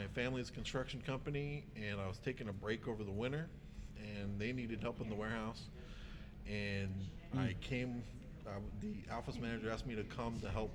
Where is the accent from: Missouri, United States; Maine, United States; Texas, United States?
Missouri, United States; Joplin; I grew up in Southwest Missouri, Joplin